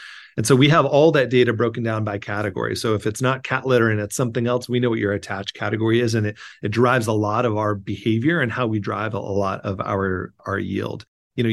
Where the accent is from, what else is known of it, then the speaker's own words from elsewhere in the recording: California, United States; now in New York, United States; I grew up in Southern California. I went to school in the Bay Area and then moved back to Southern California.